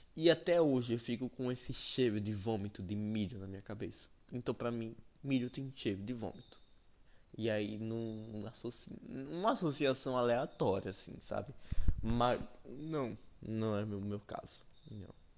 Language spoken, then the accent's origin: Portuguese; Sergipe, Brazil; aqui no, no, Nordeste, que eu sou nordestino, sergipano especialmente